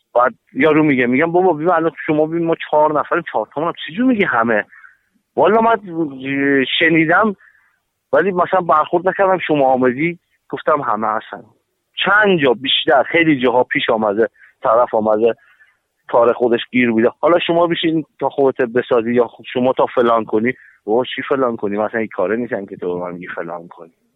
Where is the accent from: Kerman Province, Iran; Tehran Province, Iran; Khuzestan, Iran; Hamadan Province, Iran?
Hamadan Province, Iran; Hamadan; ما تو همدان تو شهر خودمون